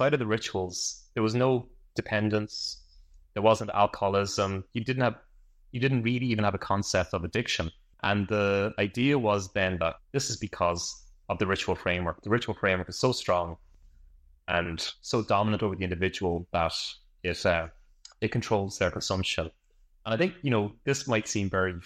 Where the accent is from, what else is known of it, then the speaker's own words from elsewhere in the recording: Ireland; I'm from Ireland